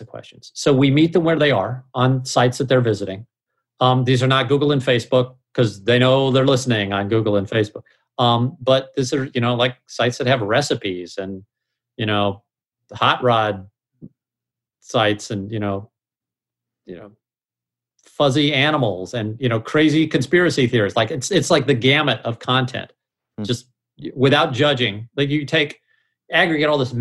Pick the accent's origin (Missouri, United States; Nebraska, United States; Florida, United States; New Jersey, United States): Missouri, United States; I'm from Missouri